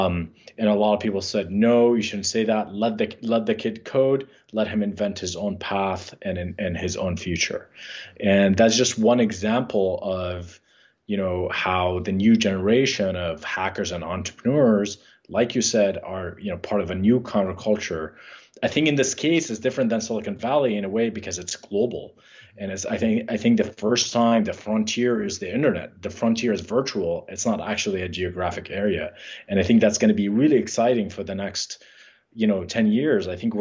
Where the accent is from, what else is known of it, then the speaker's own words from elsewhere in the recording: Jordan; I think not only because we grew up in Jordan, but I think, so my father's family is from Palestine, and they fled the 1967 war with Israel, or maybe it was the 48.